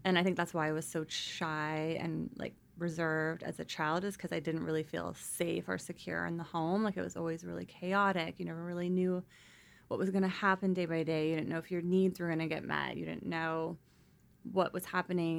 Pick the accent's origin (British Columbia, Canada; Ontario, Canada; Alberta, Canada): British Columbia, Canada; North Vancouver; also born or lived in Victoria; We grew up in North Vancouver.